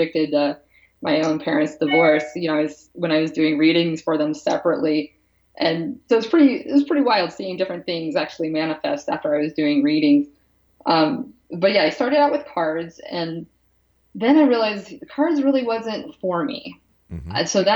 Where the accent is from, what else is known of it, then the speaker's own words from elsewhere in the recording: Pennsylvania, United States; moved away as an adult; also born or lived in California / Seattle; I'm from the East Coast. I'm from Pennsylvania